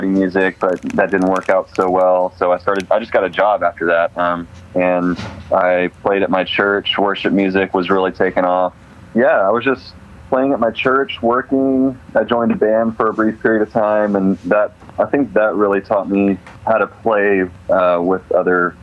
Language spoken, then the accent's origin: English; Atlanta, Georgia, United States; moved away as an adult; also born or lived in Charlotte, North Carolina; now in Nashville, United States; my wife and I are both from suburbs of Atlanta, kind of outside of town